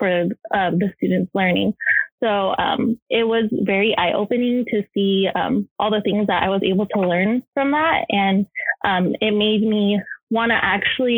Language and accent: English; Los Angeles, California, United States; also born or lived in San Francisco; I transferred to Cal State LA to move back home